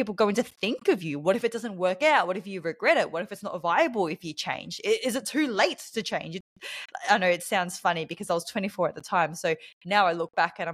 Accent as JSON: {"language": "English", "country": "Australia", "also_born_or_lived": "Bali", "accent": "Australian", "said": "you may be able to tell from my accent that I am from Australia. So I am an Australian in Bali right now."}